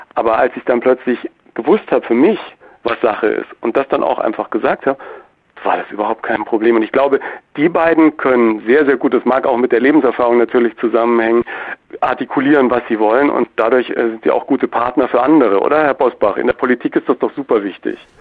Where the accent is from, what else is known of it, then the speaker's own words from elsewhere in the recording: Germany; als Deutscher